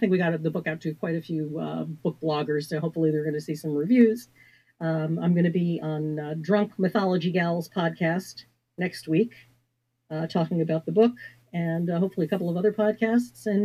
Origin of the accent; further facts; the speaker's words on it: Washington, District of Columbia, United States; I wanted to set it in Washington, D.C., my hometown, because D.C. is very rarely seen unless it's a thriller